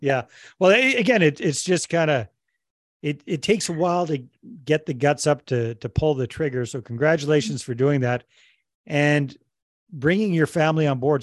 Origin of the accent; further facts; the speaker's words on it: Canada; I'm Canadian myself